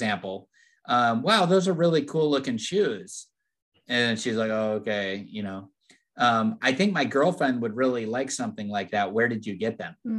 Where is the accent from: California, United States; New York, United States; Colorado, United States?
California, United States; I'm from California.